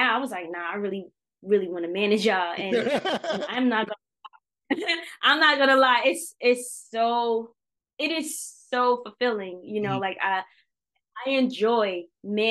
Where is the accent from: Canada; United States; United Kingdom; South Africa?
United States; New York City, New York; we're from New York City, from Brooklyn